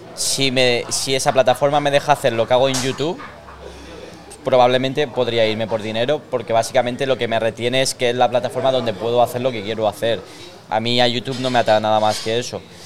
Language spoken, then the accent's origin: Spanish; Elche, Valencian Community, Spain; Nací aquí en Elche